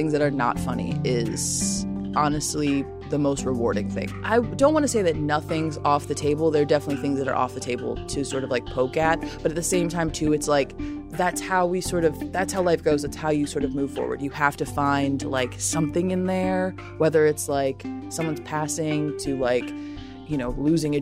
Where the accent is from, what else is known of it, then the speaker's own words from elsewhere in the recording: Chicago, Illinois, United States; also born or lived in Lombard, Illinois; I'm originally from the suburbs. My mom was out in Lombard. My dad was down in Hyde Park growing up